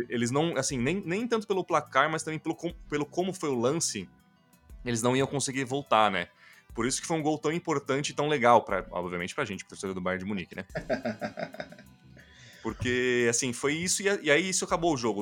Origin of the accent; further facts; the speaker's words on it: Brazil; a gente, como brasileiro